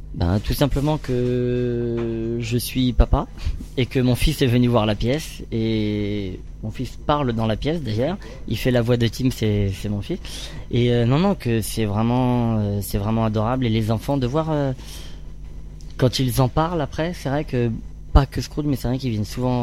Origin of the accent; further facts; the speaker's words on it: Orléans area, Centre-Val de Loire, France; moved away as an adult; now in Paris, France; j'ai grandi dans la région d'Orléans